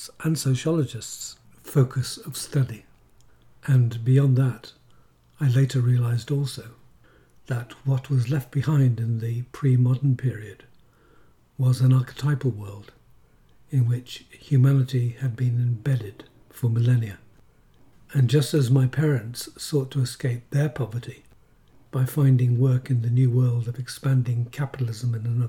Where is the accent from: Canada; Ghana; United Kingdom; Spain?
United Kingdom; England; accent: Irish; also born or lived in Ireland; Although born in England, when I returned to it with my parents at the age of five, I had an Irish accent and was treated as Irish in an English working class area. I grew up therefore with two realities inside of me